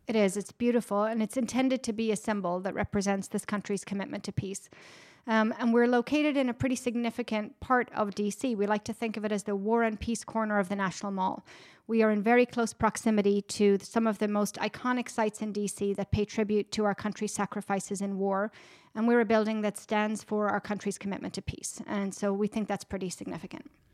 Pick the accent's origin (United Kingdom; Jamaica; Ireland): Ireland; moved away as an adult; now in Washington, D.C., United States; I'm originally from Ireland, born and raised. I grew up right on the border with Northern Ireland